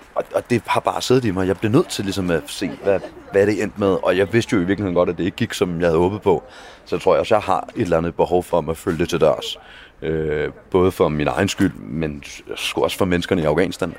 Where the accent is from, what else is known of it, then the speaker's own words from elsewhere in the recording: Denmark; jeg kommer fra Danmark